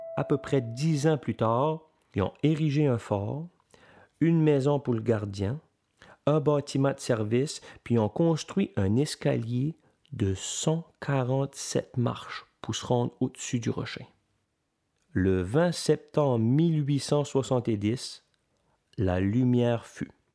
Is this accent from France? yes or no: no; L'Étang-du-Nord, Quebec, Canada; je suis originaire de l'étang du Nord. C'est une petite communauté aux îles de la Madeleine